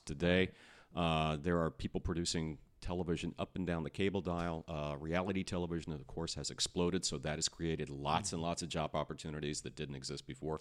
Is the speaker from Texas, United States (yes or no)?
yes; Austin, Texas, United States; also born or lived in San Antonio, Texas; I was born in San Antonio, raised in Austin.